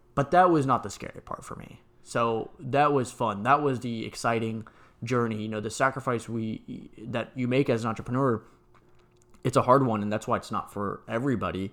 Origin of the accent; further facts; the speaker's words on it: San Antonio, Texas, United States; also born or lived in Atlanta; I grew up in San Antonio